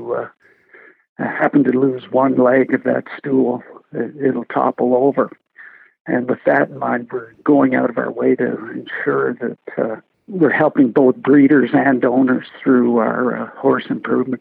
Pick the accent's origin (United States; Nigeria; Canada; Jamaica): Canada; Peterborough, Ontario; I grew up in Peterborough, about a block from the old Morrill Park Raceway